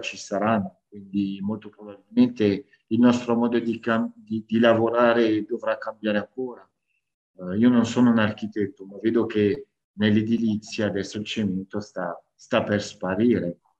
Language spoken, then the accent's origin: Italian; France; now in Italy; sono cresciuto in Francia a livello umano